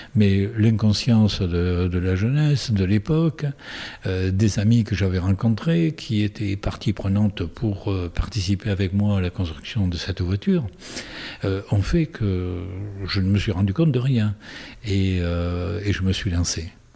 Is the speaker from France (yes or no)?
yes; Tarbes, Occitania, France; now in Saint-Pé-de-Bigorre, France; je suis tarbé d'origine, je suis né à Tarbes, d'une mère belge et d'un père espagnol.